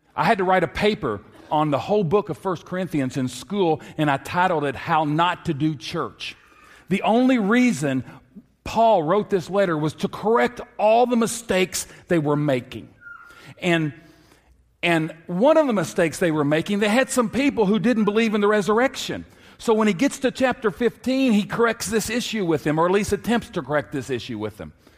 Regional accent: Lexington, Kentucky, United States; I grew up in Lexington, Kentucky

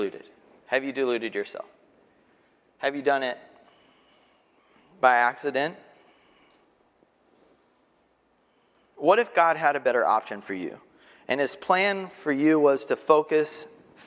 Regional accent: Texas, United States; also born or lived in Arkansas; I'm from Texas.

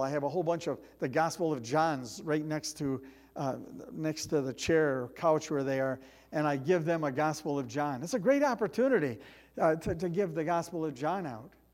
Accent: United States; as Americans

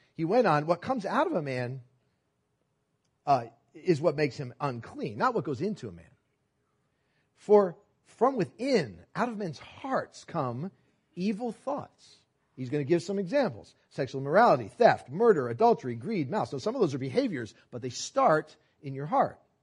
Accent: New York City, New York, United States; I was born in New York City and we were, rode the subways. My parents lived in Manhat, or worked in Manhattan. We lived in Brooklyn. We rode the subways all the time.

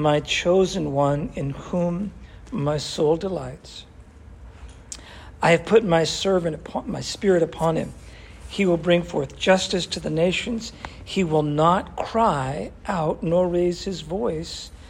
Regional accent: New England, United States; I grew up with horses in New England

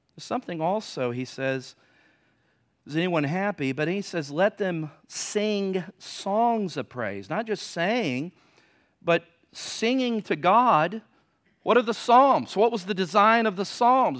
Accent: Virginia Beach, Virginia, United States; Growing up in Virginia Beach

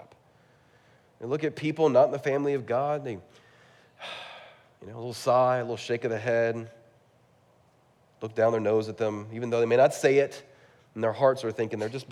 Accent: California, United States; I'm from California

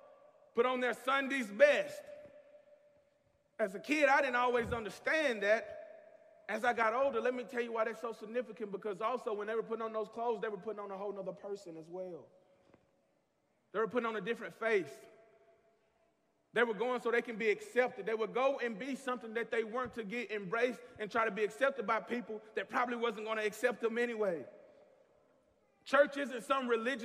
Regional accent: the South, United States; growing up in the South

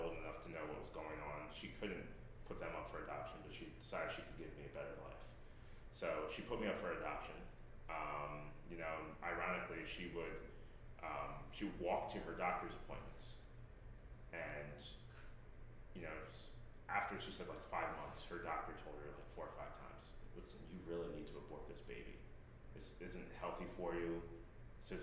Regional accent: Lancaster, Pennsylvania, United States; also born or lived in San Jose, Costa Rica / Willow Street, Pennsylvania; I grew up in Lancaster. We lived in the city for 5 years. And then my parents moved us to Willow Street

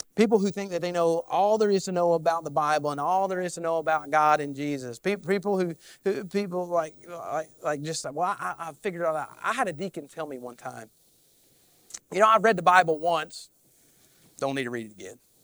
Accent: Kentucky, United States; I, I am definitely from Kentucky

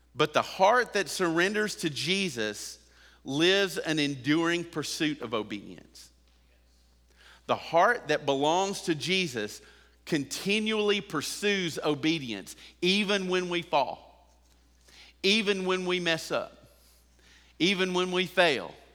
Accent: United States

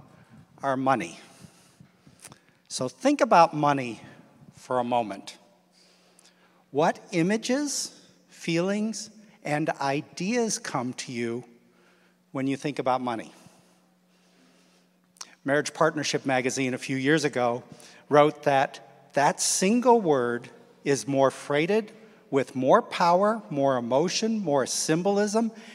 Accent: Midwest, United States; moved away; I grew up in the Midwest

